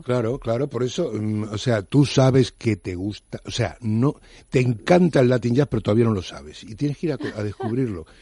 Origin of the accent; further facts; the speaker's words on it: Cuba; soy cubano, que también nos damos mucho autobombo, pero no soy argentino